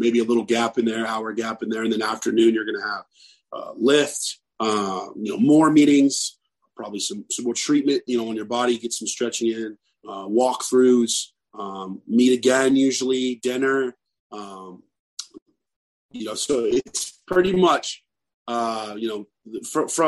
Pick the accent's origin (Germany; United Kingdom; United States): United States; Texas; now in Mississippi, United States; I grew up in Texas, you know, so I'm used to the heat